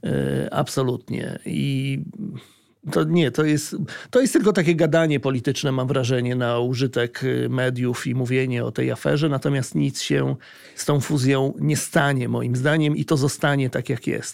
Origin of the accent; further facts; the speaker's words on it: Gdańsk, Pomeranian Voivodeship, Poland; jestem z Gdańska